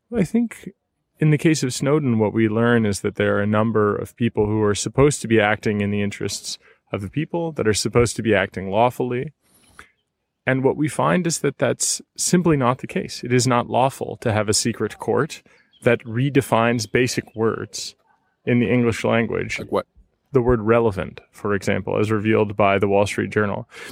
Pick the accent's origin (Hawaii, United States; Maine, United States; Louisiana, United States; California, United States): California, United States; moved away as an adult; also born or lived in Seattle / San Francisco; now in Berlin, Germany; I'm from the Bear Republic of California, you know, so I'm from a very independent part of the United States